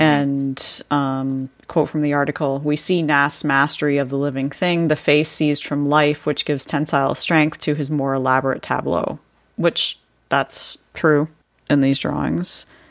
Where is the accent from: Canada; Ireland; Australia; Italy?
Canada; I had to live through that referendum in, uh, not the ni, obviously not the nineteen seventies, but the nineteen nineties